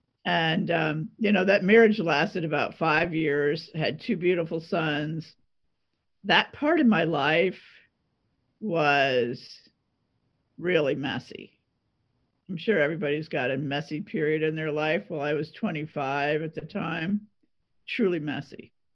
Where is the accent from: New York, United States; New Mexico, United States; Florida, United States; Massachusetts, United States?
New York, United States; Long Island; moved away as an adult; also born or lived in Pennsylvania; I was born in New York City. Okay. I was raised on Long Island. I went to school in Pennsylvania